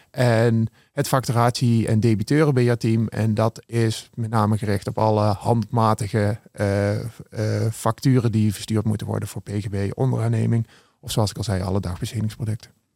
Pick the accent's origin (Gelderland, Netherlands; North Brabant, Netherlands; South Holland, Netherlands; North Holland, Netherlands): Gelderland, Netherlands; Beneden-Leeuwen; Ik ben eh, geboren en getogen in het mooie Benedenleeuwen